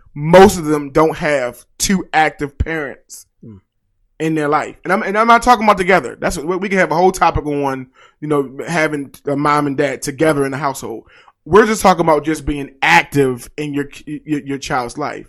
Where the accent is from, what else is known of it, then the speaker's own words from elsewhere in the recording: Baltimore, Maryland, United States; I grew up in Baltimore